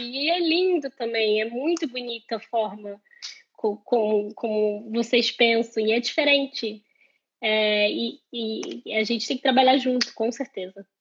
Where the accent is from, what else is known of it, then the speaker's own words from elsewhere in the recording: Rio de Janeiro, Brazil; moved away as an adult; now in Ireland; venho do Rio de Janeiro